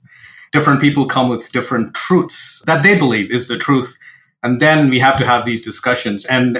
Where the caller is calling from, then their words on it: Seattle, Washington, United States; So I'm joining from Seattle, Washington, in the United States.